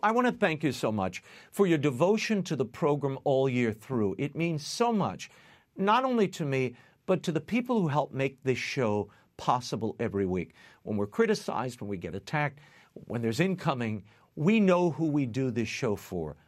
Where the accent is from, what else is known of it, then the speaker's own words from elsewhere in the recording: New Orleans, Louisiana, United States; when I was growing up in New Orleans